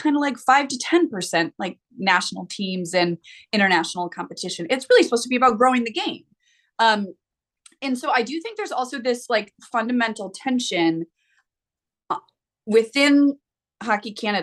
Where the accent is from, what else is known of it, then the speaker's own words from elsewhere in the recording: United States; I'm an American